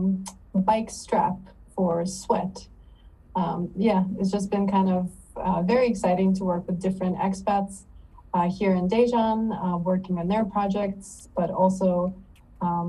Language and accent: English; Odesa, Odesa Oblast, Ukraine; also born or lived in East Coast, United States; now in South Korea; I was born in Odessa, Ukraine